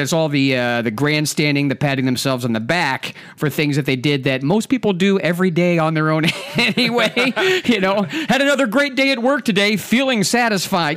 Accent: Ohio, United States; I'm from Ohio, I'm mostly raised in Ohio

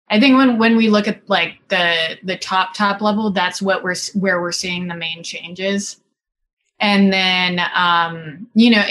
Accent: Singapore; moved away as an adult; now in Los Angeles, United States; I grew up in Singapore, and then I moved to the United States to go to college.

